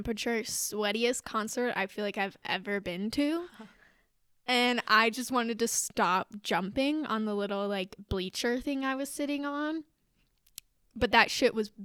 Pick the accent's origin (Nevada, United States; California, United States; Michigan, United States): Nevada, United States; Las Vegas; I'm from Vegas.